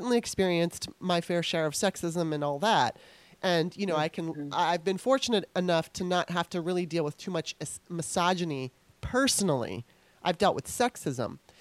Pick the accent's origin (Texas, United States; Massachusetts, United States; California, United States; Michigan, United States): California, United States; now in Baltimore, United States; I was eight when I moved. And when I was in school, I mean, I remember there was more white people than black people. Of course, there might have been some Mexican kids and Asian kids here and there, but that's my memory. When I went to California